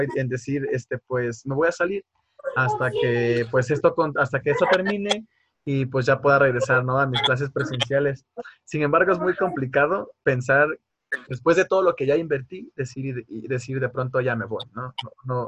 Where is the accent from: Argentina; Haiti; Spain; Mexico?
Mexico; Tabasco; moved away as an adult; now in Querétaro, Mexico; yo soy del estado de Tabasco